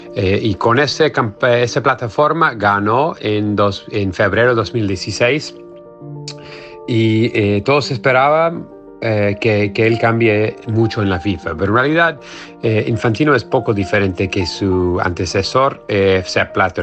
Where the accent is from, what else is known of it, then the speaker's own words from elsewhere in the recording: United States; soy periodista norteamericano